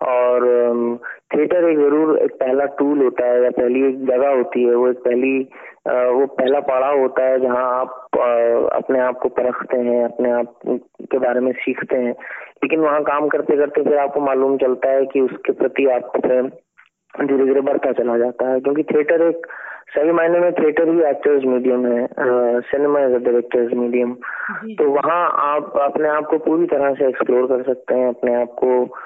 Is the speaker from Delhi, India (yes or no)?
yes; Delhi, India; now in Mumbai, India; मैं दिल्ली से था तो जब मैं बॉम्बे आया